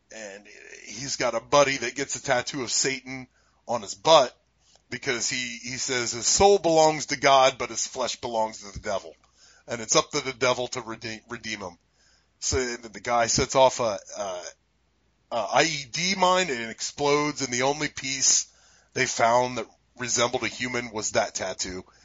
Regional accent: United States; we're American

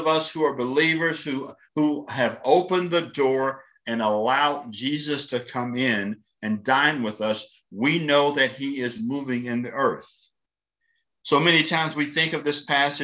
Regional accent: Columbia, Tennessee, United States; I'm from Columbia, Tennessee. I grew up in Columbia, Tennessee as the son of a pastor

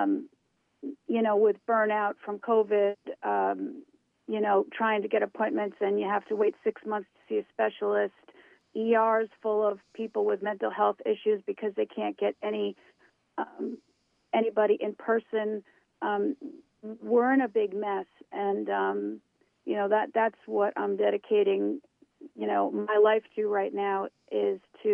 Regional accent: New York, United States; I am from New York State. I was born about a half hour north of the city.

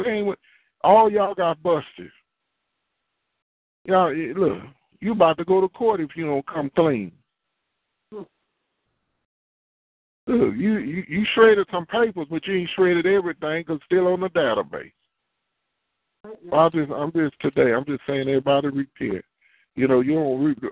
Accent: Houston, Texas, United States; I've been in Houston all my life

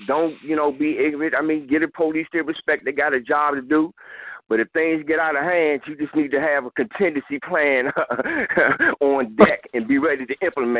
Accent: Washington, District of Columbia, United States; because I'm from the District of Columbia

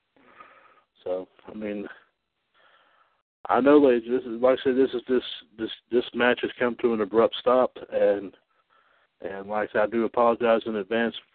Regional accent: Trinity, North Carolina, United States; from my hometown here, Trinity, North Carolina

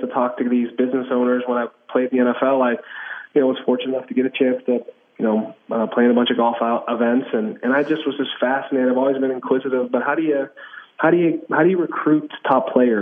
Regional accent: Pittsburgh, Pennsylvania, United States; moved away as an adult; now in Kansas City, United States; growing up in Pittsburgh, I'm son of a high school football coach

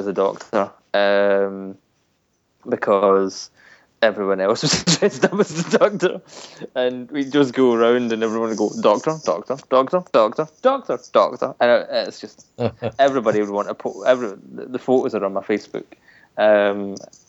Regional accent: Scotland, United Kingdom; we've got MCM Scotland in my hometown

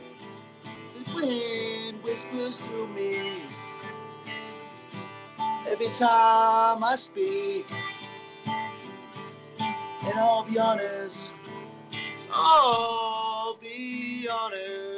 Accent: Flagstaff, Arizona, United States; I'm from Flagstaff, Arizona

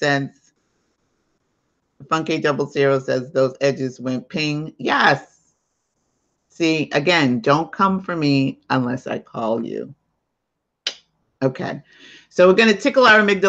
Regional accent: New York City, New York, United States; accent: New York; I'm in New York too. Can't you tell by my accent? So is my sister. We're both in New York. I'm in Staten Island

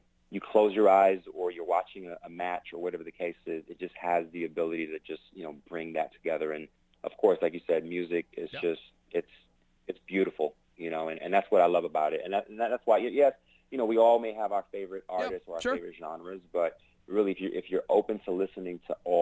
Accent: New York City, New York, United States; I'm from New York

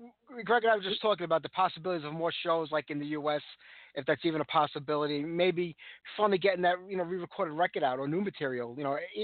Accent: New York, United States; it's New York.

